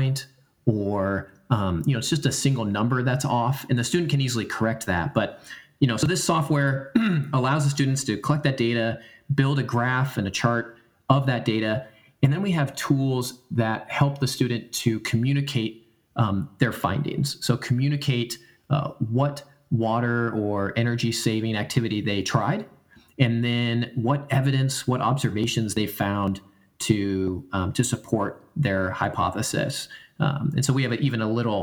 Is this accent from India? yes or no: no; United States; I come from the Oregon California border. My family does.